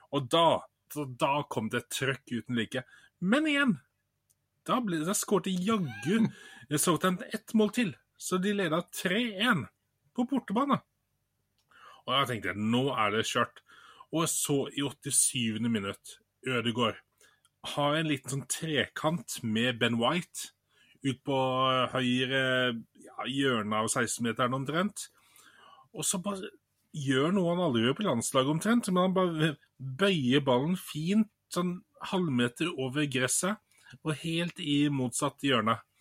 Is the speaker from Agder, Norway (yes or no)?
no; Bergen, Vestland, Norway; moved away; Jeg er jo opprinnelig bergenser